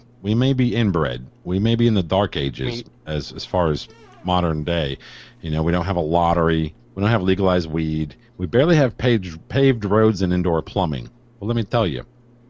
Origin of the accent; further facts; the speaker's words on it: East Chicago, Indiana, United States; East Chicago, Indiana.